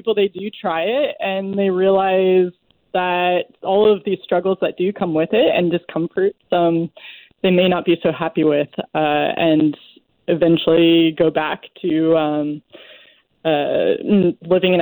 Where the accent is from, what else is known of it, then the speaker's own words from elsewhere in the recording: the East, East Coast, United States; I'm from the East